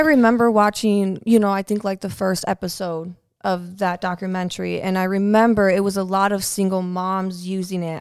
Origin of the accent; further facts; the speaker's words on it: Sioux Falls, South Dakota, United States; moved away; also born or lived in Fargo, North Dakota; when I grew up in Sioux Falls, I was getting in a lot of trouble, a lot of trouble. That's why I actually had to move to Fargo, North Dakota